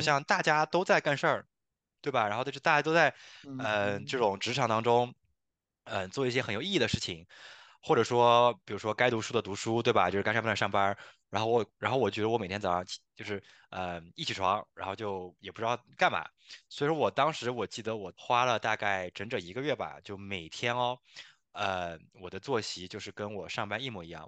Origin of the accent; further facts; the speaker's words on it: China; 因为我们中国人嘛